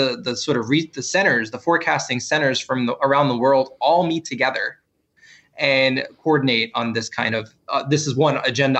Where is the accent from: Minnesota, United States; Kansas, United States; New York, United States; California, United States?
New York, United States; New York City; moved away as an adult; now in Miami, United States; I grew up in New York City, so it really wasn't about hurricanes immediately for me. It was more about blizzards and winter weather.